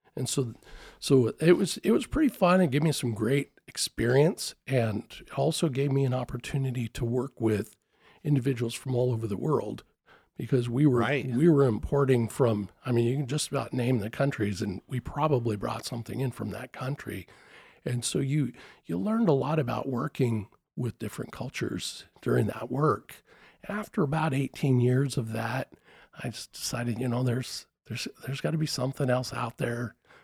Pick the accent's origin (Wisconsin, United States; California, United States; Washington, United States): Washington, United States; Spokane; Really, I'm a Spokane product.